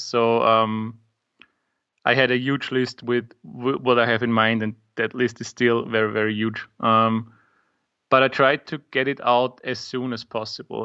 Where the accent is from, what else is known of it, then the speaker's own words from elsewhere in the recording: Austria; English is a second language; I'm from Austria